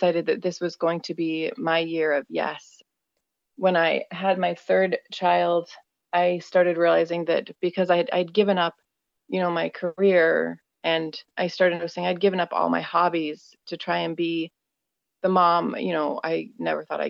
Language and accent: English; Minnesota, United States; I am from Minnesota, USA